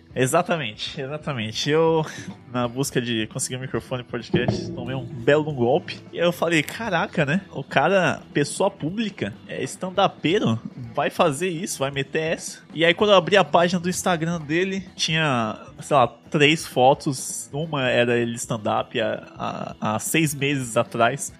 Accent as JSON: {"language": "Portuguese", "town": "Guarulhos", "region": "São Paulo", "country": "Brazil", "said": "eu sou de Guarulhos e eu estudo ali em São Paulo"}